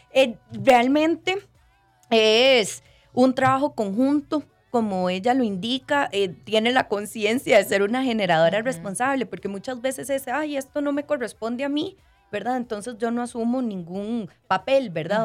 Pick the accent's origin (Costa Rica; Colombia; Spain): Costa Rica; como ticos también necesitamos